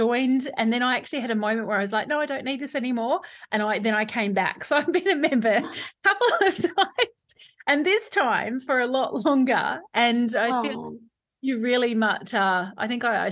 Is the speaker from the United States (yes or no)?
no; Perth, Western Australia, Australia; actually from my hometown.